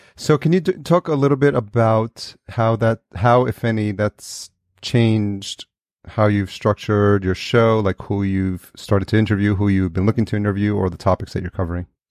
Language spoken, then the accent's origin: English; New York, United States; also born or lived in El Salvador; I was born in El Salvador and I was raised in, in New York